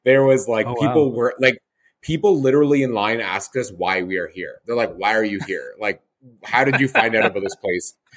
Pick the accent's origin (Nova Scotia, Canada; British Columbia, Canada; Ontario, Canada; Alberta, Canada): Alberta, Canada; Calgary; my hometown, Callaway Park